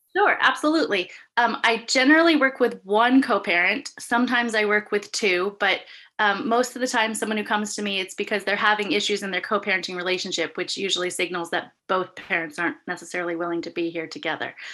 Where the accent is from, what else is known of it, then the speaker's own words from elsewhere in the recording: Santa Monica, California, United States; now in Humboldt County, United States; I'm originally from Santa Monica